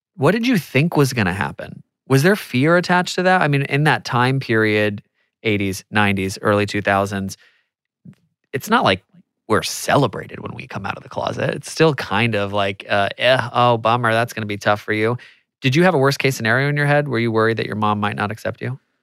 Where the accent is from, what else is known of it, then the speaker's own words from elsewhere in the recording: United States; I'm American